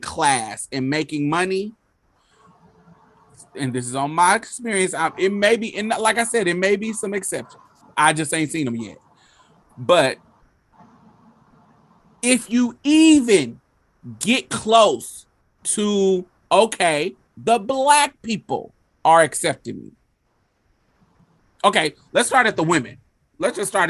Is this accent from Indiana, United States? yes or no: yes; Indianapolis, Indiana, United States; moved away as an adult; also born or lived in Mississippi; I grew up in Indianapolis, but I went to Mississippi when I was fucking 18. And I stayed there for 12 years, 10 years.